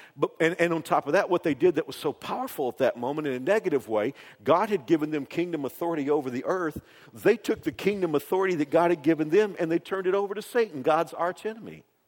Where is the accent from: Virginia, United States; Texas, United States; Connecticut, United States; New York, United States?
Texas, United States; Dallas Fort Worth area; moved away; I grew up in the Dallas Fort Worth area